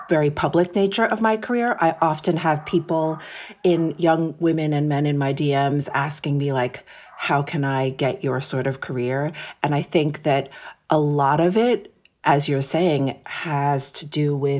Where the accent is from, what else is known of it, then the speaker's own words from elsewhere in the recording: New York City, New York, United States; So I am born and raised in New York City. My parents came to America from Japan in the late 60s.